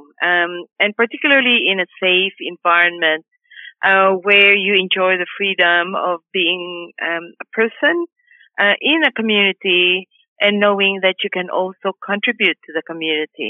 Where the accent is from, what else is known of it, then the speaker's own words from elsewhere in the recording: Philippines; moved away as an adult; now in Australia; I arrived in 1996 and I was looking, I was walking around and I found the Australian Migrant Resource Centre. And it was in 1997, in September, when they actually employed me as a Filipino worker